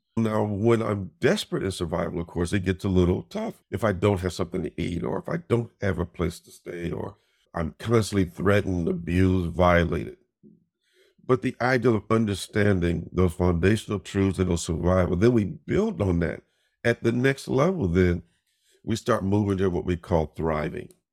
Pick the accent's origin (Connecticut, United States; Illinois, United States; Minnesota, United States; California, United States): Illinois, United States; Chicago; growing up in Chicago, my dad was one of the first, uh, African-Americans to be promoted to a district commander in the police force